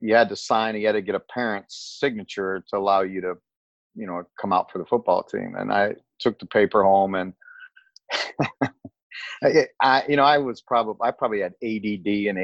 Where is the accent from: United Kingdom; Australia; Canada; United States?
United States; South Bend, Indiana; where I grew up was in South Bend, Indiana